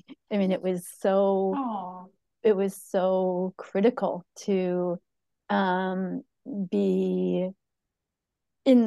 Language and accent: English; St. Paul, Minnesota, United States; now in Hudson, United States; I live in Hudson, Wisconsin. I was raised in St. Paul, Minnesota